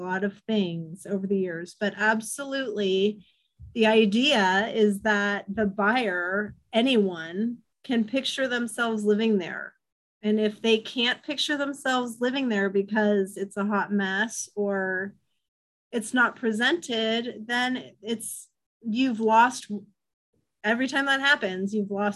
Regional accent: Novato, California, United States; I grew up in Novato and came back

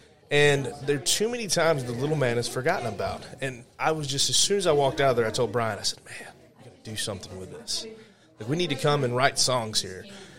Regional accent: Louisiana, United States; Well, I'm from Louisiana originally. That's where I was born. But I joke with people that I'm a man of the world. As soon as I could start moving around and leaving the South, I started moving around.

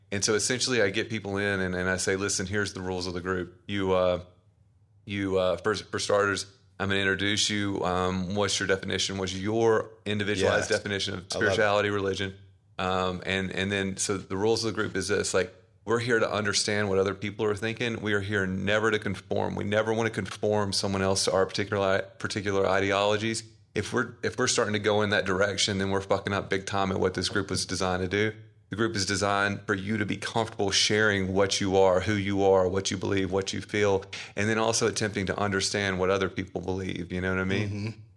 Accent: the South, United States; I'm from the South, like Southern Baptist

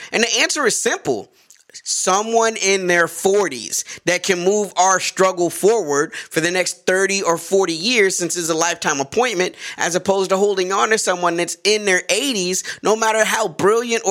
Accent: United States; as an American

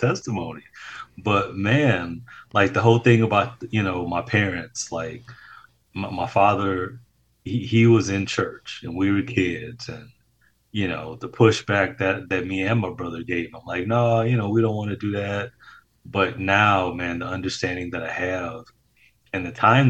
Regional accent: Detroit, Michigan, United States; a kid born and raised in Detroit, Michigan

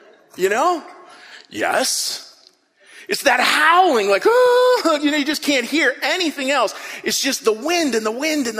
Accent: Western Pennsylvania, United States; I grew up in Western Pennsylvania, sort of a pretty rough area of Western Pennsylvania

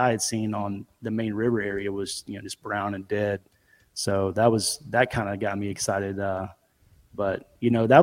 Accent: Memphis, Tennessee, United States; also born or lived in Bartlett, Tennessee; I'm from the Memphis area, kind of outskirts. You got some little smaller communities. I'm in Bartlett

